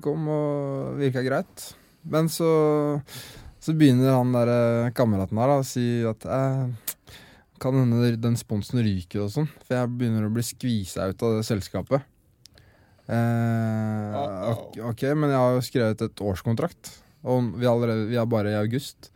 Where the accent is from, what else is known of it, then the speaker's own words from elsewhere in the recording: Skien, Telemark, Norway; det er jo Skien vi startet i. Mm. Der jeg vokste opp